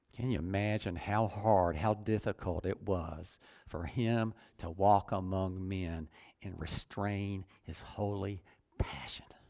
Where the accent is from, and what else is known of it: United States; also born or lived in Dunnellon, Florida